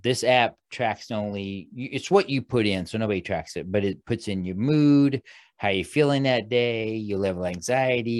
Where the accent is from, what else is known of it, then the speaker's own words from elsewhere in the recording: Midwest, United States; I grew up in the Midwest.